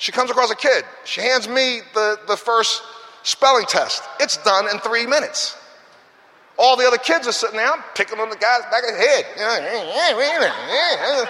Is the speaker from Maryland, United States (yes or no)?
yes; Baltimore, Maryland, United States; I'm that kid that came from the ghetto, the throwaway neighborhood that right now, if you look up Cherry Hill, is still considered Baltimore's worst ghetto.